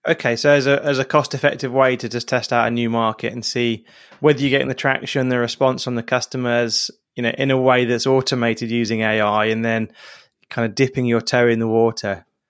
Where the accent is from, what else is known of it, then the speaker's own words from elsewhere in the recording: England, United Kingdom; as an English person